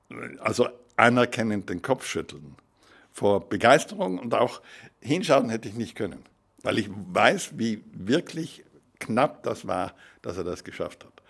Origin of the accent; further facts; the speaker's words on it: Trentino-Alto Adige, Italy; Und ich bin ein begeisterter Europäer. Als Südtiroler ist das auch logisch, denn unsere politische Situation, wir sind ja mit dem Ersten Weltkrieg zu Italien geschlagen worden